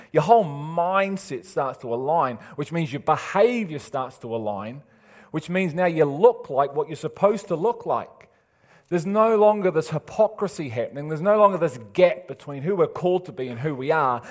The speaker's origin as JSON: {"language": "English", "town": "Liverpool", "region": "North West England", "country": "United Kingdom", "moved": "yes", "said": "I'm from Liverpool"}